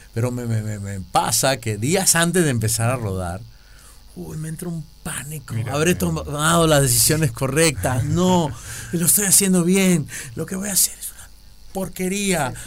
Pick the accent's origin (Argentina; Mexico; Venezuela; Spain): Venezuela; a mí nunca me ha tocado trabajar como venezolano